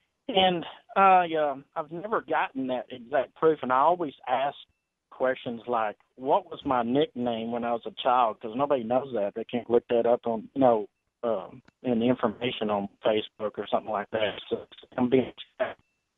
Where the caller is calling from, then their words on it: San Antonio, Texas, United States; From Texas.